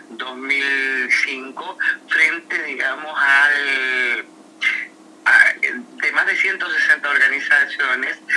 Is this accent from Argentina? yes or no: yes; Argentina